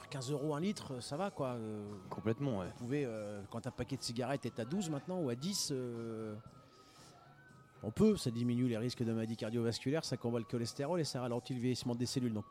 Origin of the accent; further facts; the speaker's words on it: Denain, Hauts-de-France, France; born there; je suis né à Denain, ça fait pas rêver. hein et de parents italiens et de passeports italiens, de nationalité italienne.